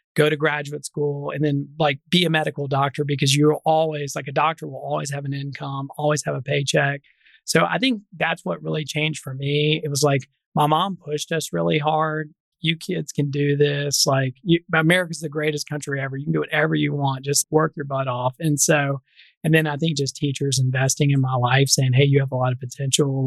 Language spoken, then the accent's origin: English; Memphis, Tennessee, United States; I'm a native of Memphis. I did not grow up on the right side of tracks in Memphis. So I grew up in North Memphis